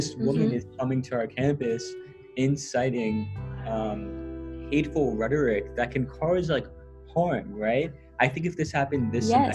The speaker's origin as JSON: {"language": "English", "town": "New York City", "region": "New York", "country": "United States", "tie": "born or raised there", "moved": "as an adult", "lives_now": "Worcester, United States", "said": "I was born in New York City, raised in New York City, now I'm in Massachusetts"}